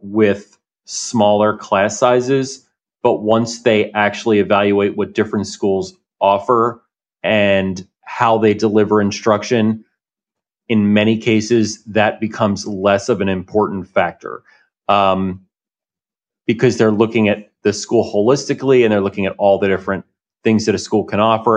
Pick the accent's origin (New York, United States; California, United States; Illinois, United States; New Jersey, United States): New Jersey, United States; I grew up in New Jersey